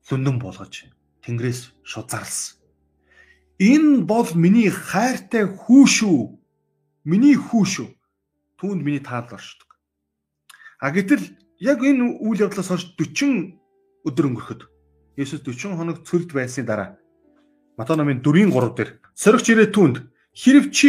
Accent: Mongolia; born or raised there

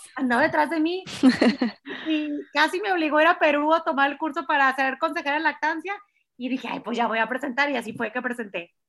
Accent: Culiacán, Sinaloa, Mexico; moved away as an adult; now in Monterrey, Mexico; no soy de Monterrey, llevo 20 años viviendo aquí, aquí llegué a estudiar medicina y nunca más me fui, yo soy de Culiacán, Sinaloa

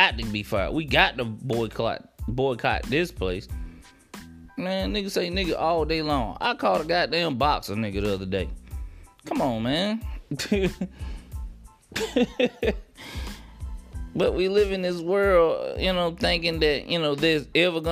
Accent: United States; as an American, as a black male

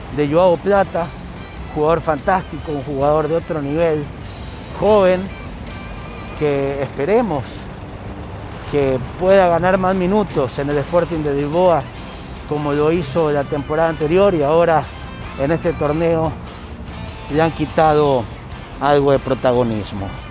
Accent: Chile; now in Ecuador; yo soy chileno, sí, soy chileno, pero vivo años aquí en el Ecuador y el periodismo lo hago acá

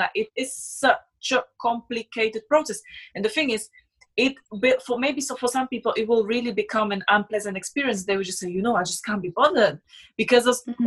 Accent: Slovakia; English is a second language; moved away as an adult; also born or lived in Switzerland; now in London, United Kingdom; I'm from Slovakia

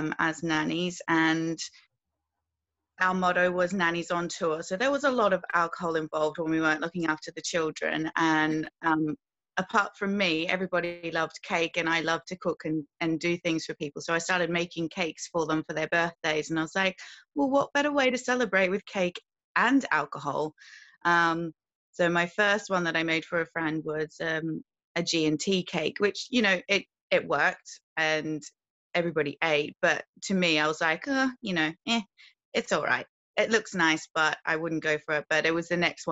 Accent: Australia; moved away as an adult; now in United Kingdom; I was born in Australia, moved to the UK 5 years ago.

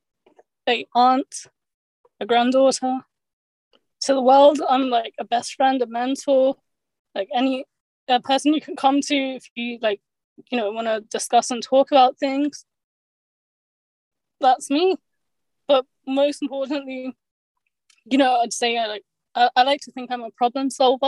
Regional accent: London, United Kingdom; I'm born here in the United Kingdom, in London, England

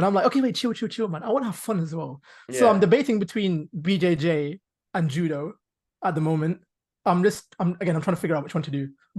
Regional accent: London, United Kingdom; I'm from London.

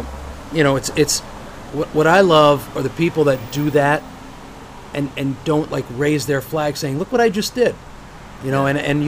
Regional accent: Hawthorne, California, United States; I grew up in Hawthorne, and even though there's a lot of Italians, there are no Flavios.

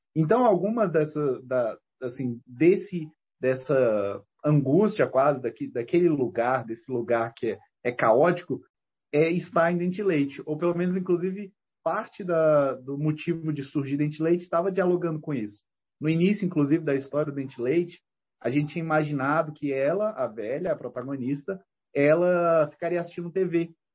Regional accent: Ceilândia, Federal District, Brazil; a Ceilândia, quando, quando eu cresci lá

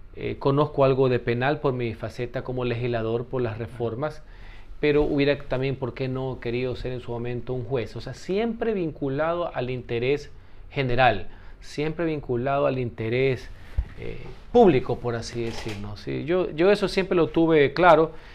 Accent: Guayaquil, Guayas, Ecuador; soy guayaquileño y tengo algo de calle

